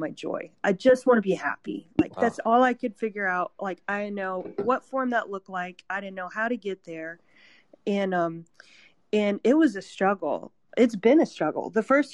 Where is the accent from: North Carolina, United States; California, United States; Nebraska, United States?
North Carolina, United States; Kernersville; my hometown in Kernersville, North Carolina